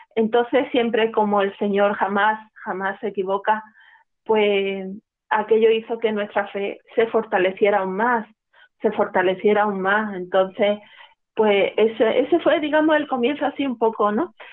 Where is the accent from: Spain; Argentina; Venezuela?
Spain; Málaga, Andalusia; yo nací en Málaga, en el seno de una familia pues profundamente eh, religiosa